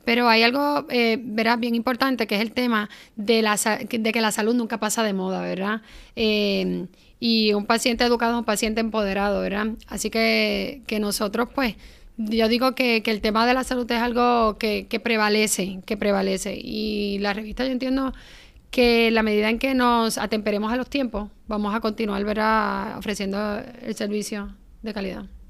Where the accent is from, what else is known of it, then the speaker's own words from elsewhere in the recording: Guayanilla, Puerto Rico; also born or lived in Ponce; yo soy de Guayanilla natural